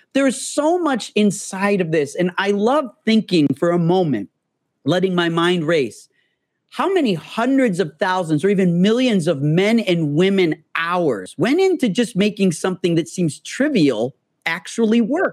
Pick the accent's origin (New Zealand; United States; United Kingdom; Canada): United States; Illinois; moved away as an adult; now in Los Angeles, United States; I'm from Illinois